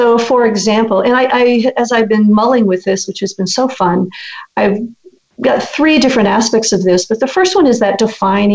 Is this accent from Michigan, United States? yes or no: no; Massachusetts, United States; moved away as an adult; also born or lived in Shaker Heights, Ohio; now in California, United States; I grew up in Massachusetts